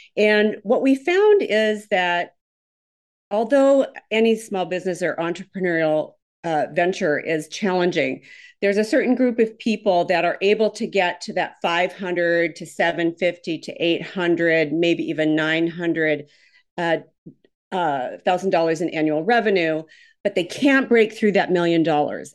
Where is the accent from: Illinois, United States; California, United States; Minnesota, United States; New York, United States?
Minnesota, United States; now in Houston, United States; I'm originally from Minnesota, so I have absolutely the wrong accent.